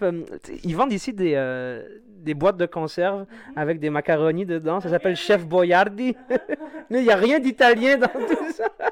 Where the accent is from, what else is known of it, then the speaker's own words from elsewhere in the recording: Algeria; now in Quebec, Canada; mes racines sont en Algérie et mes feuilles sont ici